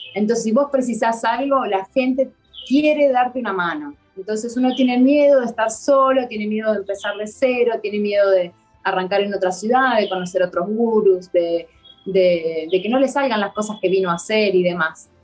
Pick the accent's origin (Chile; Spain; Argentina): Argentina; Buenos Aires; moved away as an adult; now in Varanasi, India; yo soy de Argentina, Buenos Aires, y, y vine a vivir a Varanasi, India